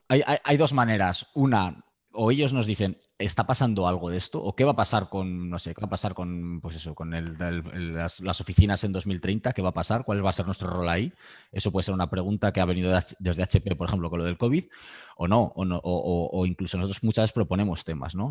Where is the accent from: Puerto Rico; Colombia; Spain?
Spain; Aranda de Duero, Castile and León; moved away as an adult; also born or lived in Madrid / Mexico; now in Barcelona, Spain; Yo soy de, yo soy de Burgos, de un pueblo de Aranda de Duero.